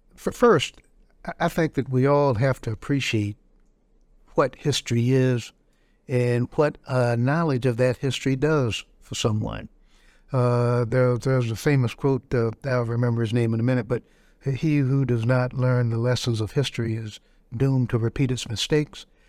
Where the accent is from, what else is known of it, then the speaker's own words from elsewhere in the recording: Robeson County, North Carolina, United States; I grew up in Robertson County